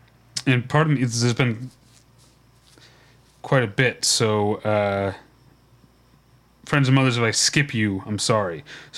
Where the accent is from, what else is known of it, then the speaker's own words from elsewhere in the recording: Philippines; I'm from the Philippines, and we have access to these chocolates like Toblerone in our grocery stores